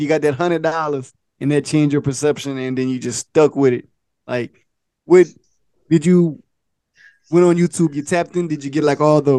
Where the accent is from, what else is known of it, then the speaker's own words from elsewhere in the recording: Opelousas, Louisiana, United States; I'm from Appaloosas, too